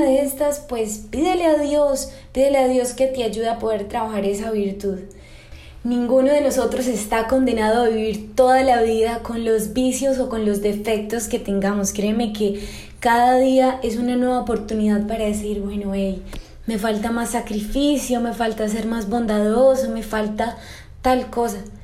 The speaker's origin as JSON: {"language": "Spanish", "country": "Colombia", "tie": "born or raised there", "said": "desde mi tierra natal, desde Colombia"}